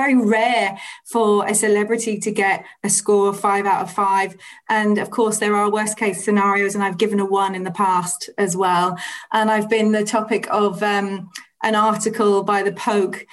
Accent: Ireland; the area that I was raised in the Republic of Ireland is very much a food focused environment. There's lots of dairy manufacturers, there's Monaghan Mushrooms

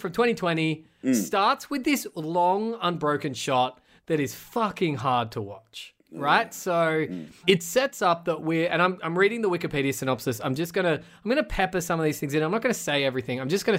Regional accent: Australia; I'm an Australian. It's a word that doesn't mean that much to me.

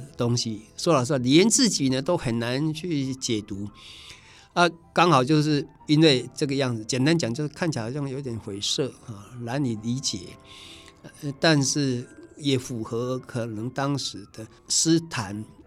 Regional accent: Taiwan; first language Taiwanese Hokkien; Chinese is a second language; 我们台湾

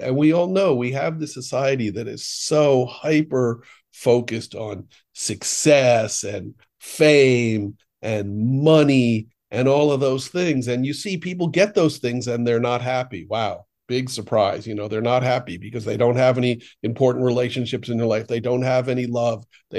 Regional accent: Boston, Massachusetts, United States; I'm from Boston.

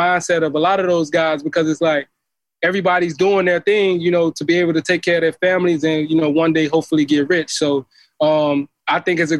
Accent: Miami Gardens, Florida, United States; I grew up in Carroll City

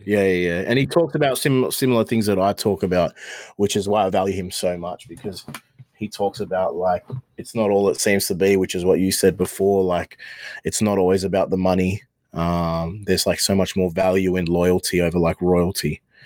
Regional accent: Australia; I'm an Australian rapper.

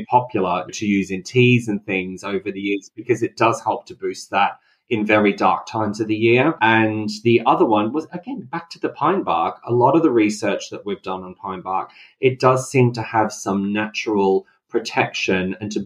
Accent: Australia; I grew up in Australia

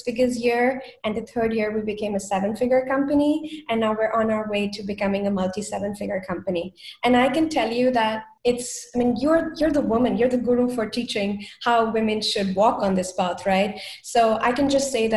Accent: India; moved away as an adult; now in Germany; I come originally from India. And in my culture, we don't introduce boyfriends

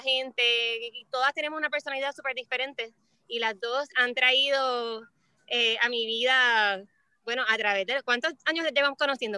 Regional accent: Puerto Rico; yo nací y, me crié toda la vida en Puerto Rico.

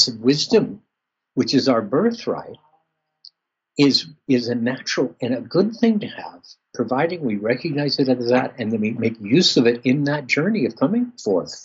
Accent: Southern California, United States; I grew up in Southern California without really any Christian element

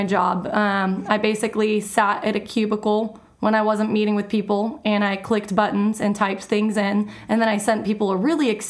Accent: Georgetown, Texas, United States; also born or lived in San Marcos, Texas; I grew up in Georgetown, just north of Austin.

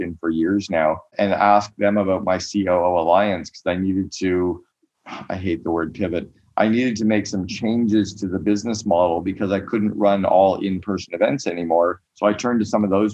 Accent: Canada; moved away as an adult; now in United States; As a Canadian

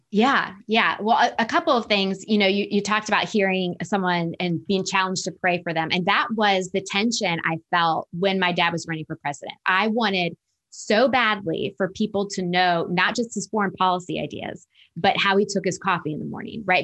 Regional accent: Northern Virginia, United States; now in Atlanta, United States; I was raised in Northern Virginia, just outside Washington, D C

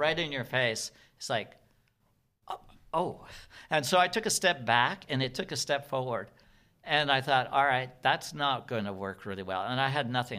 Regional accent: Seattle, Washington, United States; Well, I'm from Seattle

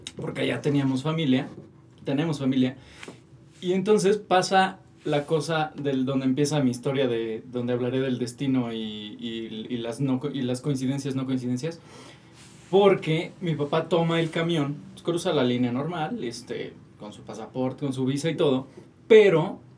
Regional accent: Toluca, State of Mexico, Mexico; also born or lived in Metepec / Tijuana; yo soy de Toluca.

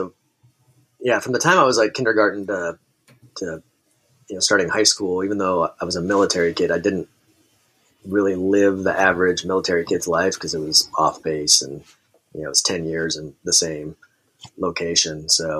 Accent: Kansas, United States; born there; also born or lived in Tacoma, Washington; I was like a military kid. So I was born in Kansas and then bounced around, kind of all throughout my childhood.

